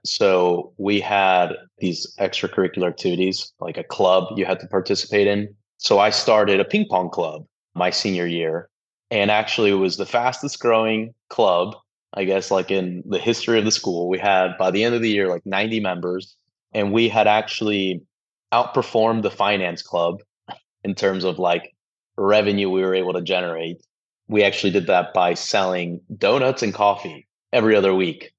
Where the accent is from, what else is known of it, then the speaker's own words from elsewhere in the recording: San Antonio, Texas, United States; we are both from San Antonio, Texas